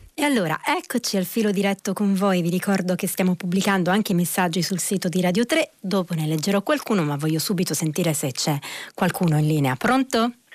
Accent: Reggio Calabria, Calabria, Italy; io sono calabrese

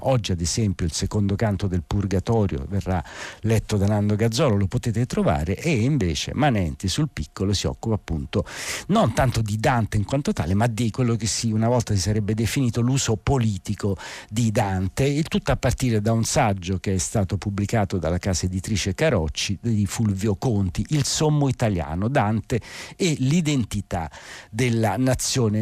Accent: Rome, Lazio, Italy; da romano

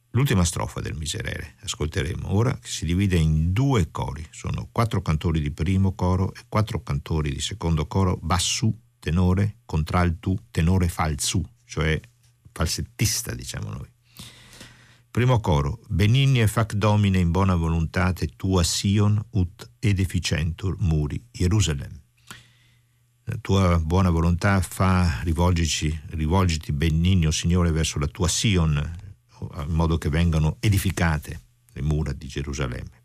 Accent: Venice, Veneto, Italy; Io sono veneziano e veneziano cucchiaio si dice scugliero, scuglier

